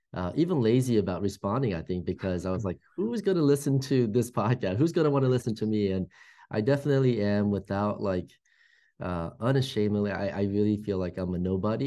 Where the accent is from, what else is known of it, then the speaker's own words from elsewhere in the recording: Fairfax, Virginia, United States; I grew up in the East Coast, grew up in Fairfax, Virginia, which is like the suburbs of Washington, D.C. in Northern